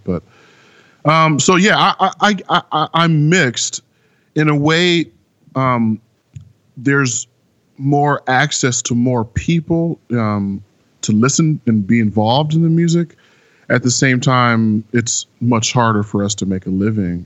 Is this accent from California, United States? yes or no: yes; San Francisco Bay Area, California, United States; moved away as an adult; also born or lived in Brooklyn, New York / Los Angeles; now in New York, United States; I was born in Brooklyn, but I was raised entirely in the San Francisco Bay Area.